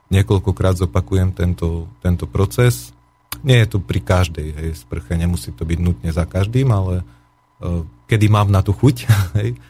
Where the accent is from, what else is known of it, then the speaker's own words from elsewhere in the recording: Košice, Košice Region, Slovakia; som rodený Košičan